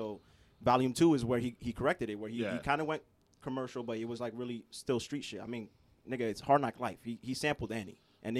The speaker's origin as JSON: {"language": "English", "region": "New York", "country": "United States", "tie": "born there", "said": "I was born in New York, but I wasn't around in that time."}